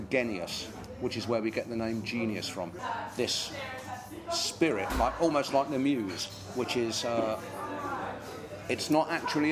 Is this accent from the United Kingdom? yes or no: yes; Northampton, East Midlands, United Kingdom; My hometown is Northampton